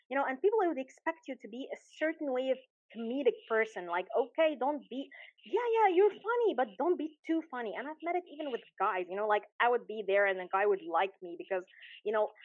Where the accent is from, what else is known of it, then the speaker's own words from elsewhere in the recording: Alexandria, Alexandria Governorate, Egypt; I'm a small town girl at heart. I've been in Alexandria all my life